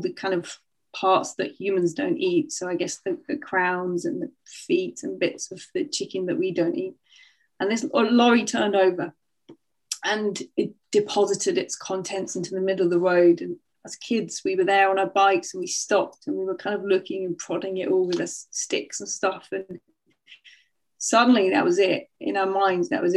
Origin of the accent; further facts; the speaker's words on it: North Nottinghamshire, East Midlands, United Kingdom; also born or lived in Sheffield; when I was seven, we moved from Sheffield to the countryside. We moved to North Nottinghamshire, to a little village.